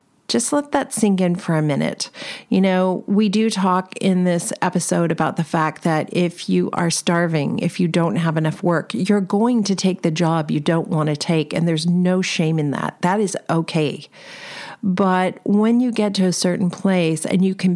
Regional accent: Los Angeles, California, United States; I'm from Los Angeles

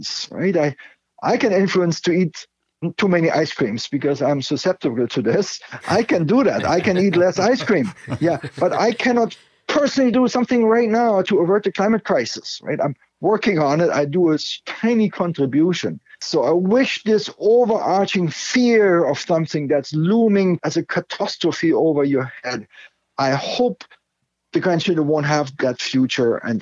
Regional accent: Germany; now in Canada; I grew up in Germany, very close to the Iron Curtain.

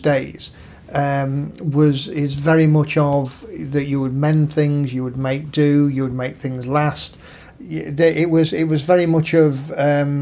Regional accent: Nottingham, East Midlands, United Kingdom; moved away; also born or lived in Bilborough, Nottingham / Brighton; we were born in St Anne's, which is a slum district

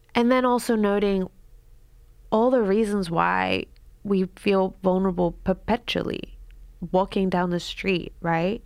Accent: Queensland, Australia; moved away as an adult; also born or lived in United States; I was raised in Queensland with the banana trees and the humid air

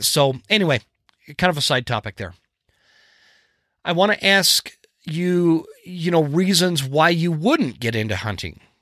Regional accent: the West, United States; I grew up in the West, where we hunted

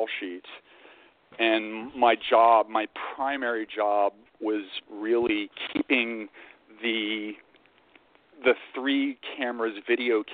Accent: Virginia, United States; moved away as an adult; also born or lived in New York; I grew up in Virginia.

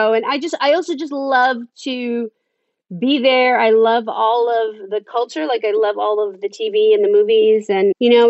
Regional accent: Busan, South Korea; We are from Busan, which is kind of like, Busan is like, it's the Jersey Shore of South Korea. I mean, it's really, it's more working class

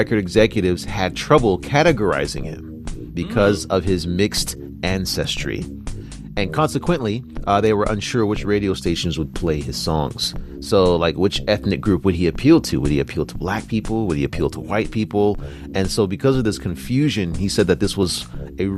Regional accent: United States; now in China; me being American

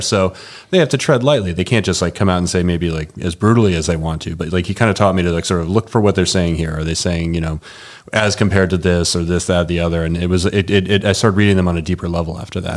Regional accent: New England, just outside of Boston, Massachusetts, United States; now in Denver, United States; I grew up in New England, uh, just outside of Boston

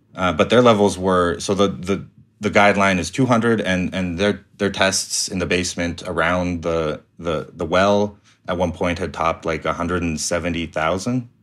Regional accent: Calgary, Alberta, Canada; I grew up in Calgary

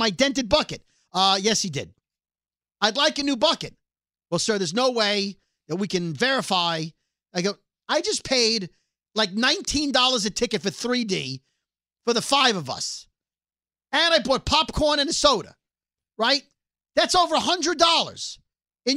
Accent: New York City, New York, United States; we're from Brooklyn!

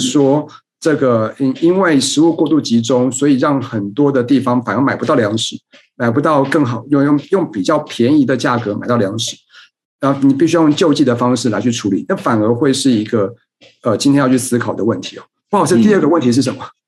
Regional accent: Taipei, Taiwan; moved away as an adult; now in Kaohsiung, Taiwan; 我自己生长在台北，我现在在高雄工作

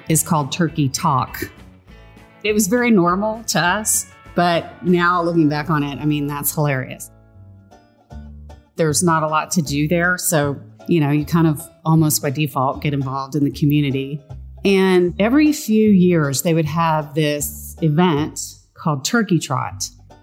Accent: Cuero, Texas, United States; I was born and raised in Cuero, Texas

